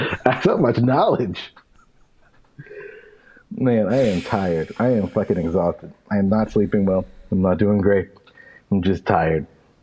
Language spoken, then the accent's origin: English; Bridgeport, Connecticut, United States; born there; I was born in 1992 in Bridgeport, Connecticut.